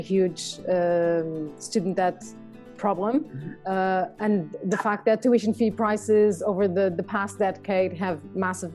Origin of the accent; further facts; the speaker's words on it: Lisbon, Portugal; moved away as an adult; also born or lived in London / Madrid; I'm Portuguese, born and raised in Lisbon.